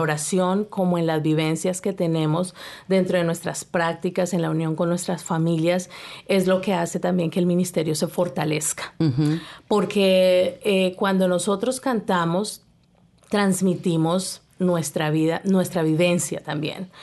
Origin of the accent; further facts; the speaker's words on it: Colombia; now in Canada; yo soy colombiana.